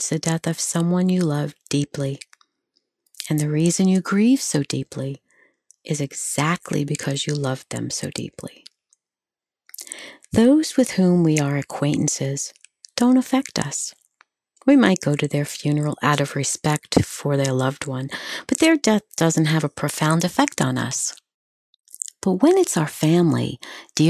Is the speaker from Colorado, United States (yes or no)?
no; New York, United States; also born or lived in Long Island / Pennsylvania; I grew up on Long Island and in New York, in the city